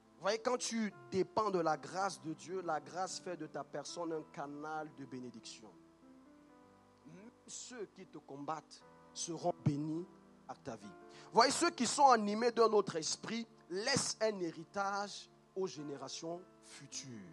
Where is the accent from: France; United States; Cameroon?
Cameroon; moved away; moi je viens du Cameroun